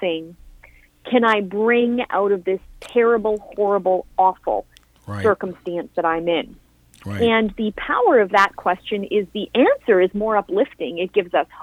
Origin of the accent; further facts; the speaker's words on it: Canada; now in Florida, United States; I am living in the States now, I am a Canadian